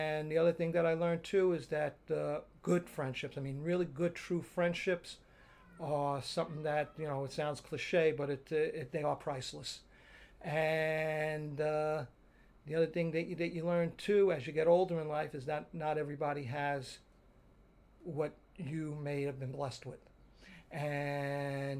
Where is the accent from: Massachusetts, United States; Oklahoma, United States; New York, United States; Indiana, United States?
New York, United States; New York City; growing up in Dyker Heights